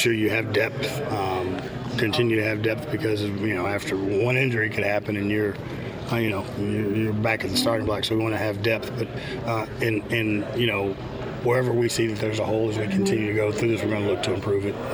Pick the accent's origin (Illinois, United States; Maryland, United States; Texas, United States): Texas, United States; Houston; I grew up in Houston, so growing up in Houston, we hated the Cowboys